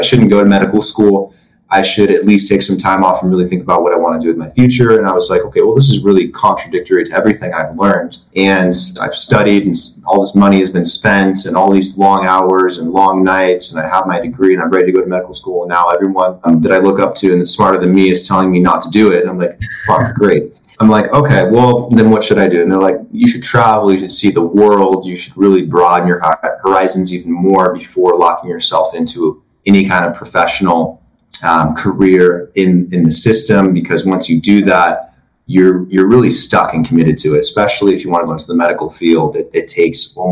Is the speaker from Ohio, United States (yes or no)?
no; Oregon, United States; Andrew and I grew up together in Oregon.